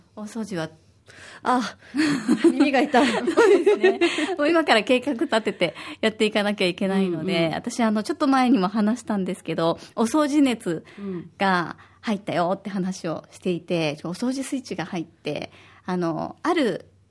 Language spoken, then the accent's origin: Japanese; Osaka, Japan; now in Okinawa, Japan; 私は大阪出身で